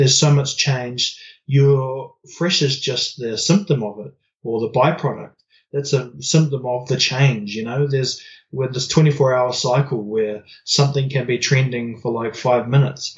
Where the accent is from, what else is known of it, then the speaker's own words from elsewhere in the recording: New Zealand; growing up in New Zealand